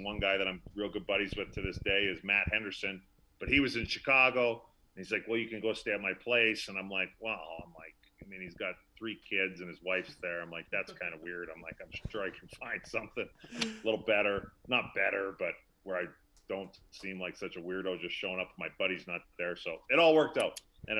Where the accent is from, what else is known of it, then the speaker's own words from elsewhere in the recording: Fort Saskatchewan, Alberta, Canada; I'm from Fort Saskatchewan, Alberta.